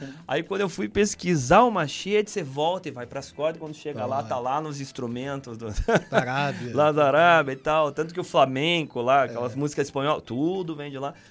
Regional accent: Porto Velho, Rondônia, Brazil; born there; eu nasci em Porto Velho, Rondônia. Mas a minha mãe é de Paranaguá, né?

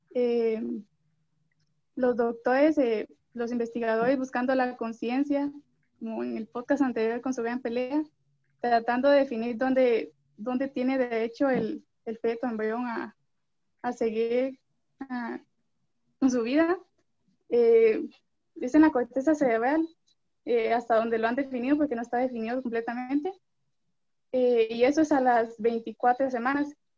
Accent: Guatemala City, Guatemala Department, Guatemala; soy de Guatemala, la ciudad

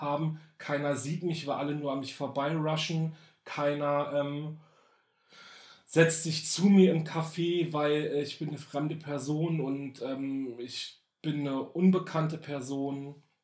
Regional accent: Berlin, Germany; Also ich bin ja in Berlin geboren. Ich bin tatsächlich ein waschechter Berliner. Ja, Berlin geboren, raised and born in Berlin

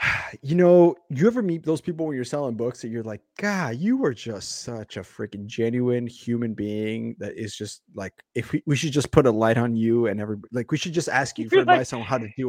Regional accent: Bogota, Colombia; born there; Hey, I got the Colombian in me. I got that homie. I was born in South Bogota. That's the dangerous part of Bogota called Bogota.

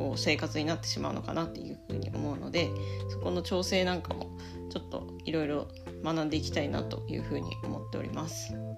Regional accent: Yamagata, Japan; 私の地元である山形県に移住したんですね。

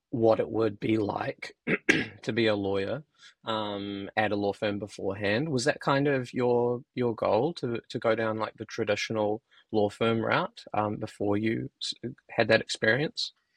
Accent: New Zealand; as a Kiwi

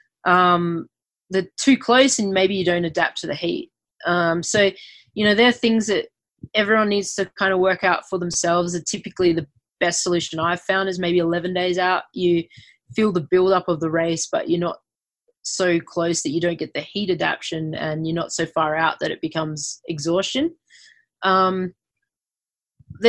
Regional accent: Adelaide, South Australia, Australia; moved away as an adult; also born or lived in Queensland, Australia; growing up in Australia

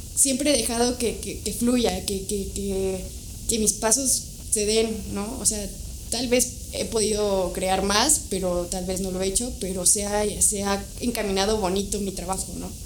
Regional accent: Toluca, State of Mexico, Mexico; nací en Toluca

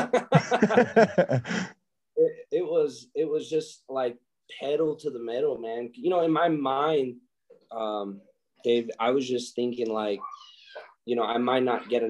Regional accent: Gallup, New Mexico, United States; moved away as an adult; I'm from Gallup, 20,000 people

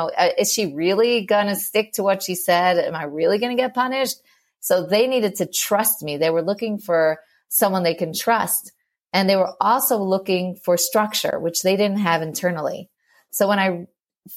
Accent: New York, United States; moved away as an adult; also born or lived in Moscow, Russia; now in Israel; I'm from New York, and we lived in Moscow for a couple of years and now in Israel.

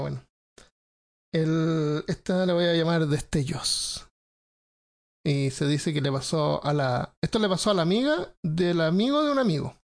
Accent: Chile; como somos chilenos

